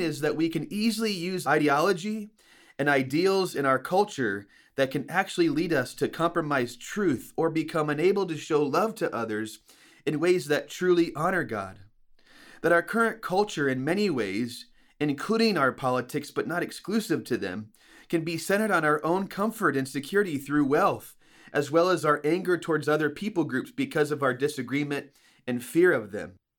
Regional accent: United States; we as American Christians

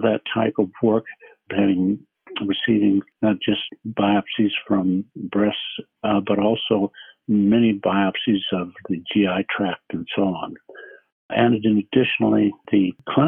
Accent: eastern Nebraska, United States; I grew up in a small town in eastern Nebraska

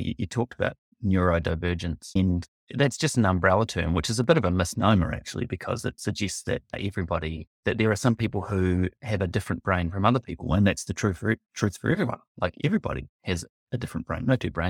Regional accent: Timaru, Canterbury, New Zealand; also born or lived in Belgium; originally from Timaru in the deep south, east coast of South Island, and grew up there.

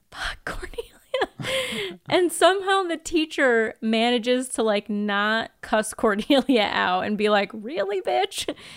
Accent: United States; I grew up in America

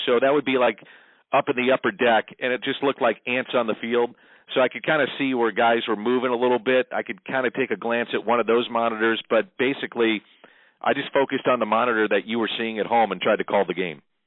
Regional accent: St. Louis, Missouri, United States; I grew up in South St. Louis, as you know, not too far from you

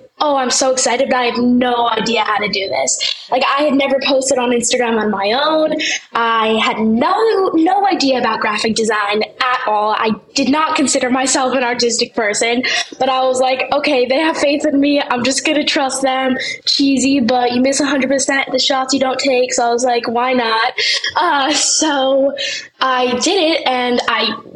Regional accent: New York City, New York, United States; I'm 16 years old, and I'm from New York City

